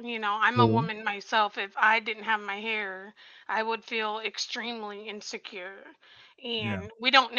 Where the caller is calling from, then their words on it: Ohio, United States; I'm from Ohio.